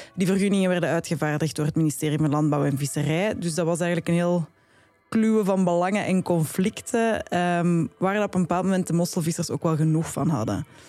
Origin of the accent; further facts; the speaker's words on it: Flanders, Belgium; ik ben een Vlaming.